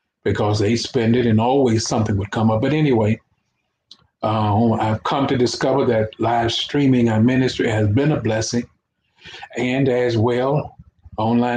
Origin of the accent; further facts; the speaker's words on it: Fort Worth, Texas, United States; also born or lived in Port Arthur, Texas; I came up here to live in Fort Worth with my uncle, which is Ariel Rogers. Technically, he's my uncle, but he raised me